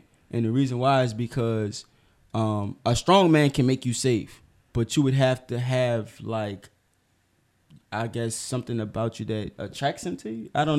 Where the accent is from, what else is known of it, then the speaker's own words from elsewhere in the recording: New Orleans, Louisiana, United States; And I'm from